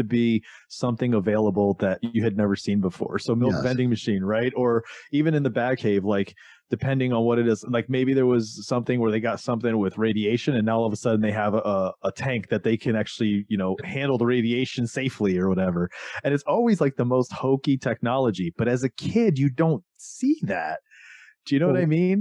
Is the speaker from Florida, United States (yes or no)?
yes; Florida, United States; when I was a kid growing up in Florida